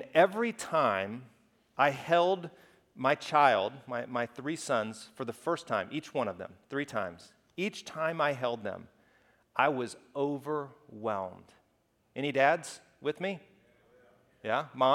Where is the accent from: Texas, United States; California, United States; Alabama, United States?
Alabama, United States; I grew up in Alabama